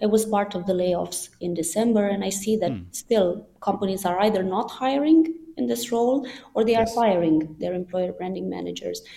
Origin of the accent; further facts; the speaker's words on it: Iași, Iași County, Romania; moved away; I'm originally from Romania, and I'm in my hometown, Iași, currently, which is Romania's second biggest city